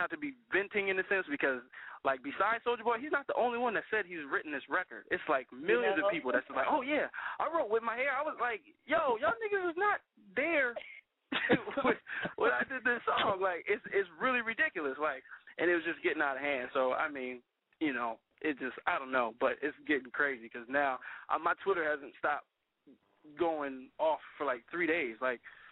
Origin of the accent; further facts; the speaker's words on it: Pasadena, California, United States; I'm from Pasadena, California, born and raised